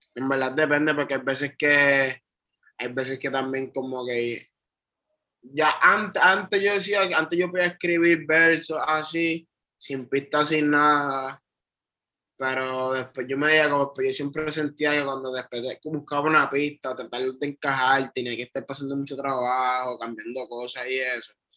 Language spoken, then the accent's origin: Spanish; Trujillo Alto, Puerto Rico; moved away as an adult; also born or lived in Bronx, New York / New York; now in Río Piedras, Puerto Rico; yo yo nací en Nueva York, en el Bronx. Pero yo me crié en Trujillo Alto toda mi vida. Hasta mis 20 años